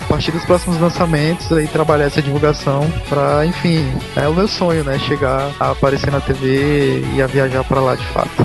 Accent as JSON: {"language": "Portuguese", "country": "Brazil", "said": "eu sou brasileiro"}